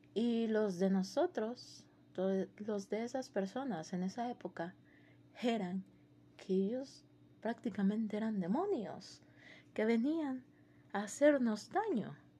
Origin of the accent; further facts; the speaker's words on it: Mexico; nosotros como mexicanos, yo como mexicana